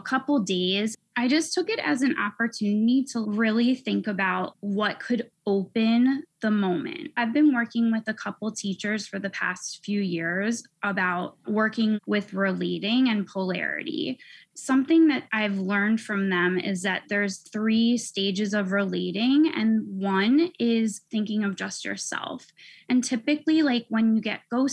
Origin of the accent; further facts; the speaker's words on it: Pennsylvania, United States; also born or lived in Philadelphia / California; I grew up in Pennsylvania in the suburbs